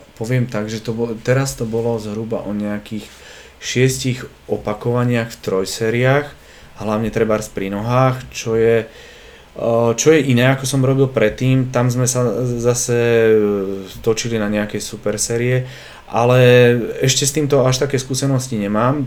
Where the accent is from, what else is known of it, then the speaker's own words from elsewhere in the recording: Dolný Kubín, Žilina Region, Slovakia; moved away as an adult; also born or lived in Denmark; now in Bratislava, Slovakia; ja som z Dolného Kubína a tam až toľko veľa tých príležitostí pracovných nebolo